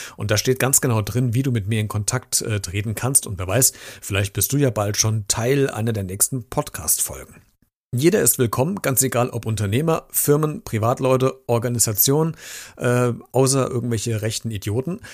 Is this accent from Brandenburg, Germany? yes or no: no; North Hesse, Germany; bei uns in Nordhessen